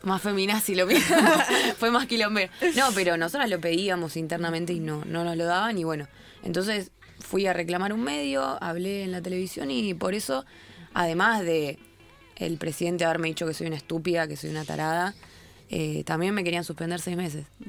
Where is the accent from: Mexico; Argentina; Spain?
Argentina; Rosario, Santa Fe; now in Buenos Aires, Argentina; yo vengo de Rosario